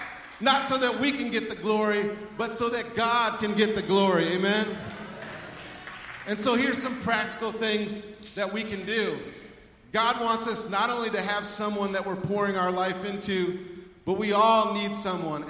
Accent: United States; I'm an American.

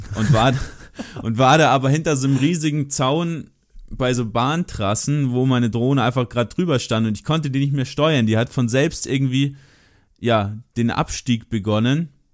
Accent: Germany; ich bin aus Deutschland

